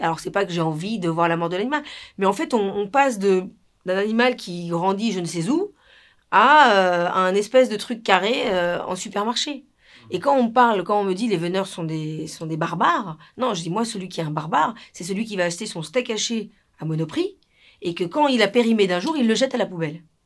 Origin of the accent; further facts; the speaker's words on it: Peru; now in France; Quand on a grandi en Amérique du Sud, au Pérou, dans les Andes